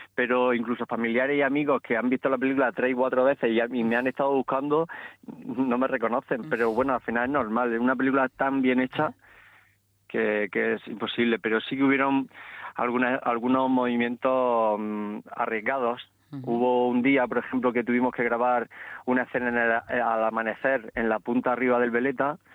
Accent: Barinas, Region of Murcia, Spain; mi pueblo, que es un pueblo pequeño de, Murcia llamado Barinas

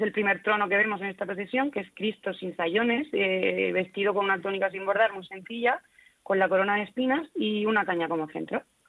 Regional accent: Cartagena, Region of Murcia, Spain; somos miles los cartageneros que rezamos y cantamos

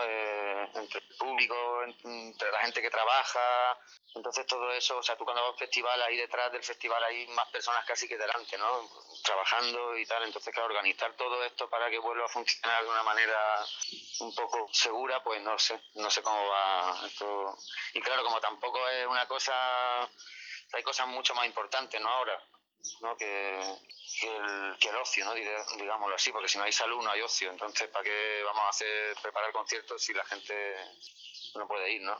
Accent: Águilas, Region of Murcia, Spain

